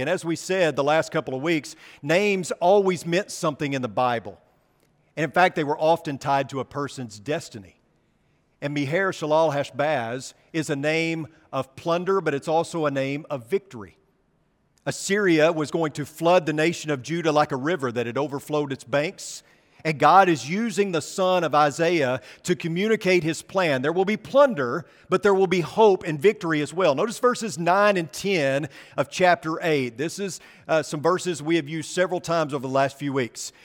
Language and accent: English; Arkansas, United States; now in Texas, United States; As a person born and raised in Arkansas